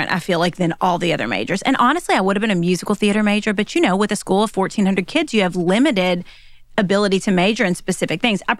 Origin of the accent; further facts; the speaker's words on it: the South, United States; accent: southern; With me and my southern accent, it was just nothing